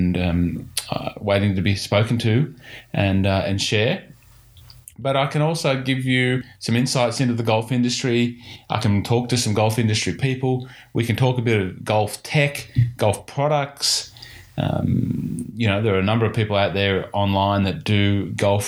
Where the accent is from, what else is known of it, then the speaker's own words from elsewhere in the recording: Hunter Valley, New South Wales, Australia; now in Victoria, Australia; I grew up in the Hunter Valley